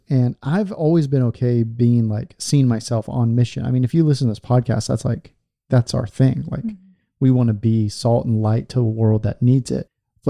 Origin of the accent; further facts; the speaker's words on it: California, United States; moved away as an adult; also born or lived in Portland, Oregon; I was born in California, so I didn't grow up in a place that's like overtly Christian or had like Christian.